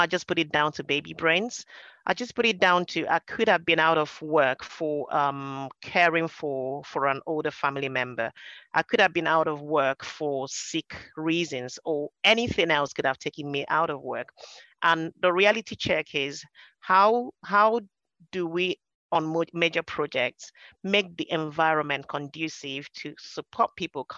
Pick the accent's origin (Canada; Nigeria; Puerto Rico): Nigeria; moved away as an adult; now in United Kingdom; I came over from Nigeria and we grew up speaking English.